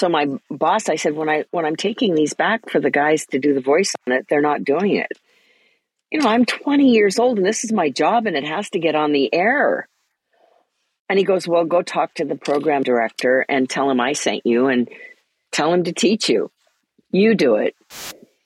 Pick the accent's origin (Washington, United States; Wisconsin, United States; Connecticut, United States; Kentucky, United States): Washington, United States; Port Angeles; also born or lived in Spokane, Washington; I grew up in Port Angeles, Washington, near the Olympic National Park.